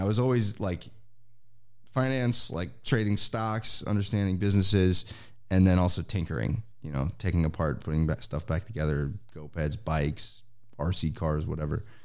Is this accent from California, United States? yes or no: yes; San Francisco, California, United States; moved away as an adult; now in Israel; I grew up in San Francisco Bay Area